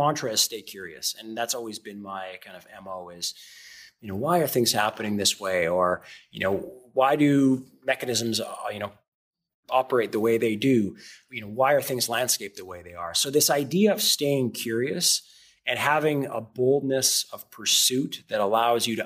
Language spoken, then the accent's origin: English; Canada; moved away as an adult; also born or lived in Noosa, Australia; now in United States; as a Canadian, even though I live in America now